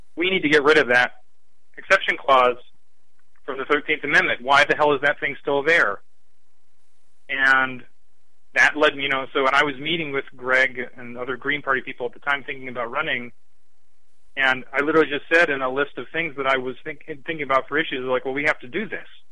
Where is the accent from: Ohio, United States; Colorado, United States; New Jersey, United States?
Ohio, United States; Lakewood; also born or lived in Cleveland, Ohio; I'm from Lakewood, the first suburb west